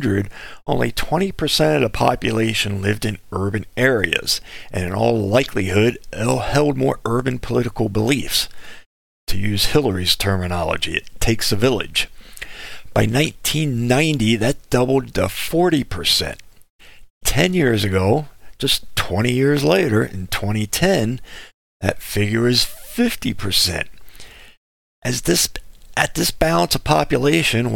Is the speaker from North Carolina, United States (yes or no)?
no; South Dakota, United States; In my home state of South Dakota, we are the third most rural state